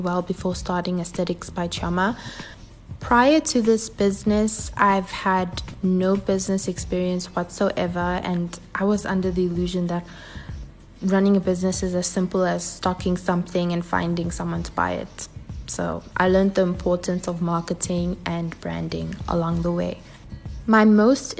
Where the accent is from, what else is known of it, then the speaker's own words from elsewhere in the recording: South Africa; born and bred in sunny South Africa. I'm half Nigerian, half South African.